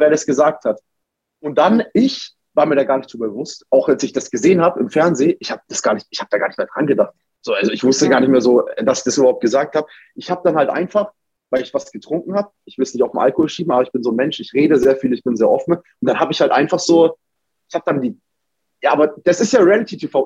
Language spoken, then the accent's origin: German; Nuremberg, Bavaria, Germany; moved away as an adult; also born or lived in Cologne; ich komme ja aus Nürnberg